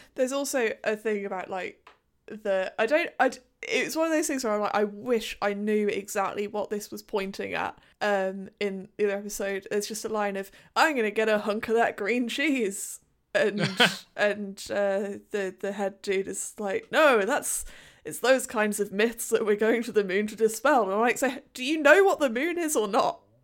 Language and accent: English; United Kingdom; a British person in 2021